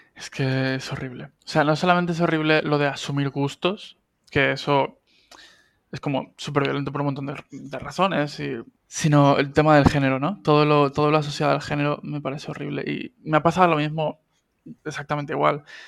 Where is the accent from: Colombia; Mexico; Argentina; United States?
Argentina; now in Spain; argentino que vive en España desde hace 17 años